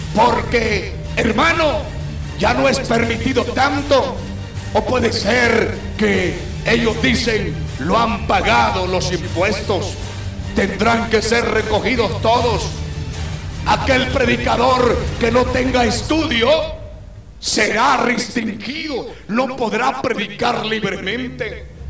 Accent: Guatemala; nuestra Guatemala

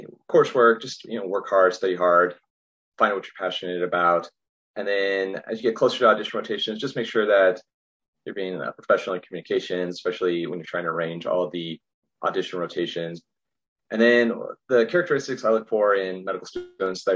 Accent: Roswell, New Mexico, United States; moved away as an adult; also born or lived in Glendale, Arizona / Chicago; now in San Diego, United States; I'm from New Mexico originally, from Roswell

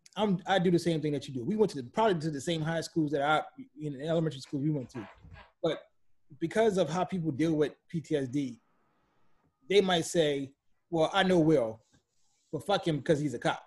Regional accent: New Orleans, Louisiana, United States; growing up in New Orleans

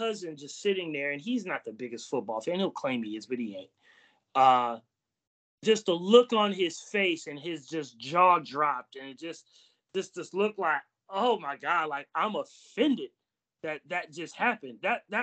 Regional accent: Paramount, California, United States; I'm from Paramount.

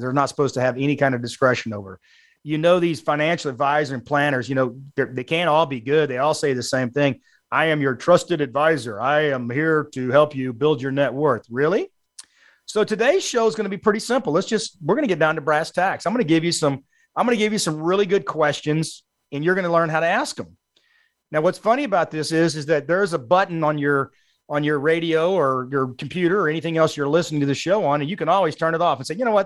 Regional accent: South Texas, United States; also born or lived in Allen, Texas; I was born in South Texas. I've grown up and lived in Texas all my life

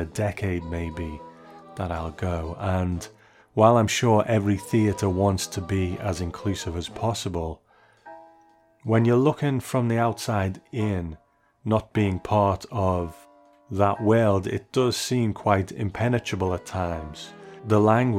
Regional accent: United Kingdom; as a Brit who has sat behind this microphone for 7 years

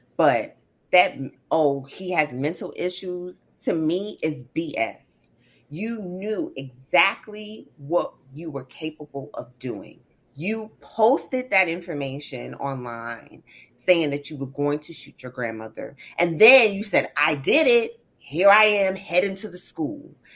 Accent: the South, United States; being raised in the South

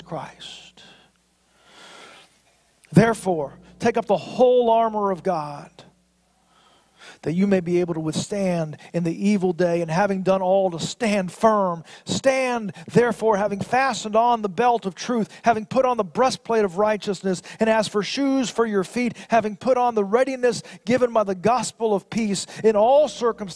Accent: United States; As an American

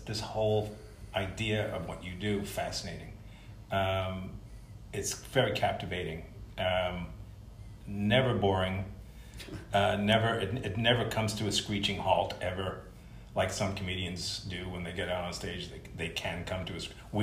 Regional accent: New York City, New York, United States; moved away; I'm from New York, originally from Brooklyn

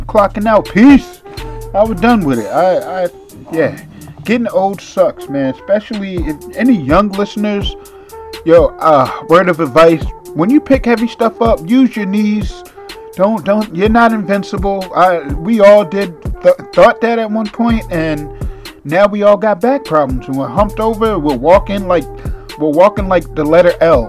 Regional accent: Boston, Massachusetts, United States; now in New Jersey, United States; I'm from Boston. Born and raised

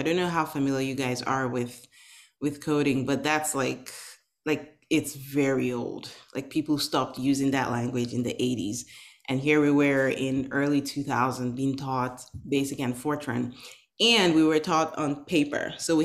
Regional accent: Nigeria; now in United States; I am originally from Nigeria. I was born and raised in Nigeria back in the 80s

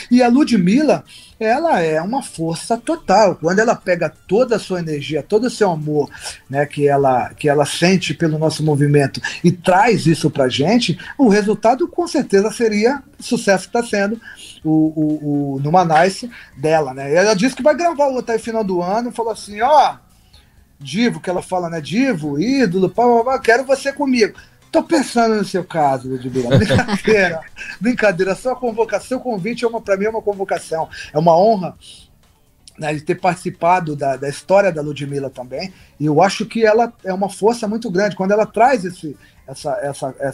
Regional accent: São Paulo, Brazil; Eu cresci ouvindo …, eu, que é da minha terra, tá? De São Paulo, gente.

